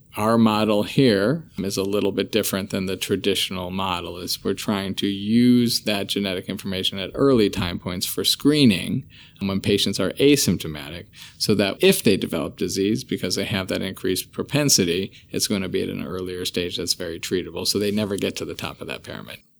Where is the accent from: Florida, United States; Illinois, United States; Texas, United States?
Illinois, United States; Chicago; I, uh, am born and bred in Chicago. Always planned on leaving, but I think I'm stuck here